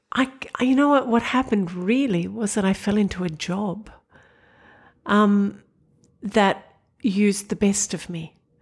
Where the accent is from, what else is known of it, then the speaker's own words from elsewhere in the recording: Sydney, New South Wales, Australia; I grew up in Sydney. I went to Our Lady of Mercy College in Parramatta